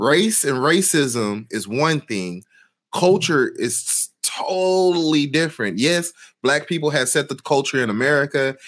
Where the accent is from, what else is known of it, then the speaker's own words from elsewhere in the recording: Houston, Texas, United States; growing up in Houston and in, in Houston Independent School District